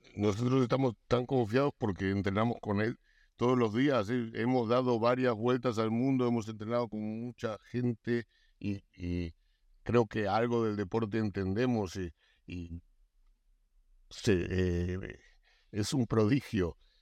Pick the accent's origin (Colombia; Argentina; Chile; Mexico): Argentina; yo soy argentino